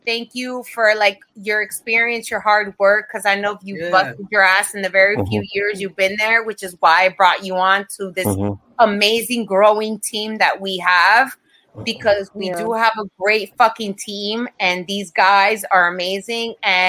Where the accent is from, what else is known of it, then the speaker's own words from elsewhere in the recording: Florida, United States; especially moving, because I come from Florida. Florida has, like, zero unions for anything.